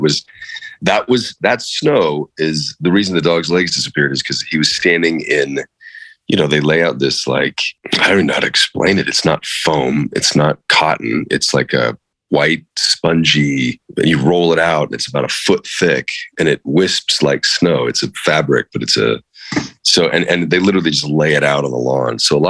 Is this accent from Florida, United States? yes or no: yes; Western Florida, United States; I'm from Western Florida.